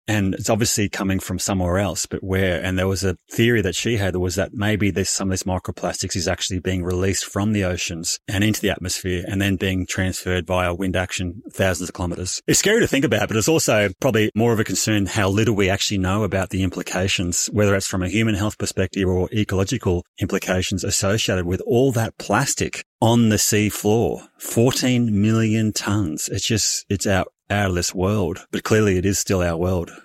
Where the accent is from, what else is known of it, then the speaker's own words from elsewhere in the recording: Bendigo, Victoria, Australia; originally born and raised in Bendigo in country Victoria